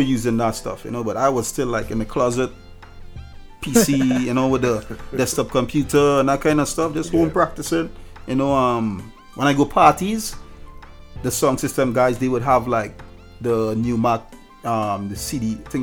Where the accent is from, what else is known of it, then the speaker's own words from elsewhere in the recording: Moruga, Trinidad & Tobago; accent: Trinidad; moved away as an adult; now in United States; Did a lot of parties in my hometown, Maruga